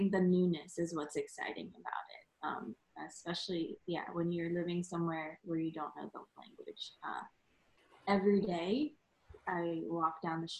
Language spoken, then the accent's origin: English; Virginia, United States; Well, I am from Virginia because I spent the most amount of time there.